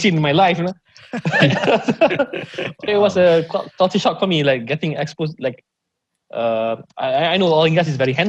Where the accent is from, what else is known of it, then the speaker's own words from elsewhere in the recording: Malaysia; Oh, Malaysia.